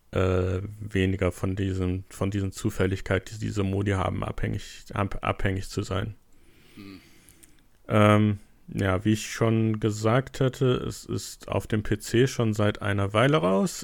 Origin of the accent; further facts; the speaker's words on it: Germany; als Deutscher